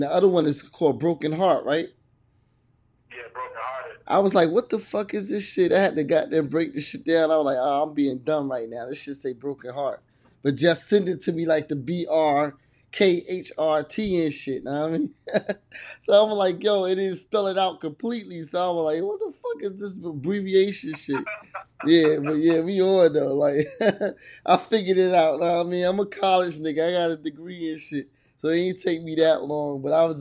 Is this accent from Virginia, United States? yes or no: yes; Virginia, United States; I'm from Virginia. I'm in Virginia